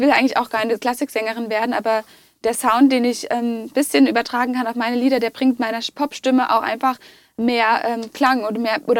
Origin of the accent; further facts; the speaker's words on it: Russia; Genau. Aber du genau. sprichst Russisch wahrscheinlich. Ich spreche Russisch fließend, weil ich war im russischen Kindergarten.